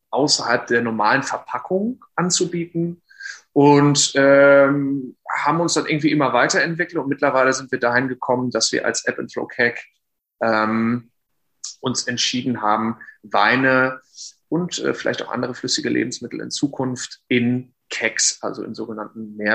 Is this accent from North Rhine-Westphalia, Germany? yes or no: yes; North Rhine-Westphalia, Germany; komme gebürtig oder bin aufgewachsen im Sauerland, und habe 2018 äh, Diendra und Markella kennengelernt während des äh, Studiums in Geisenheim.